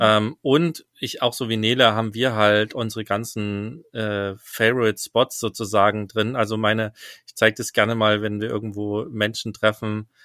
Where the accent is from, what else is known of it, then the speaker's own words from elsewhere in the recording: Germany; als Deutscher